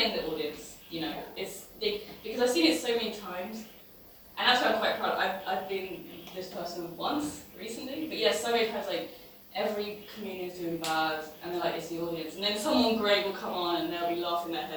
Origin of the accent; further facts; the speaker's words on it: England, United Kingdom; now in Berlin, Germany; I'm English